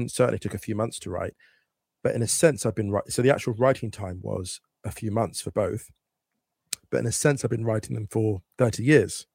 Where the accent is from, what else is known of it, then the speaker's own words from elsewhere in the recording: West Drayton, London, United Kingdom; moved away as an adult; now in Berlin, Germany; I grew up in West Drayton around working class people